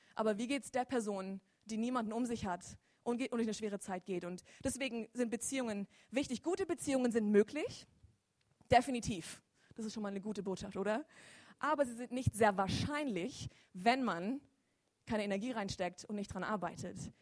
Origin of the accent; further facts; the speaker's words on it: Lörrach, Baden-Württemberg, Germany; Ich bin gebürtig auch aus Lörrach